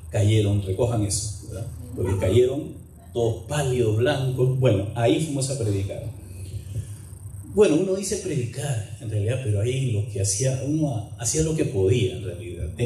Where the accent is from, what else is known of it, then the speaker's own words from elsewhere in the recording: Peru; moved away as an adult; Pero tengo ya 33 años de vivir aquí. Em, es un pueblo minero a, cuatro, a más de 4.500 metros de altura sobre el nivel del mar.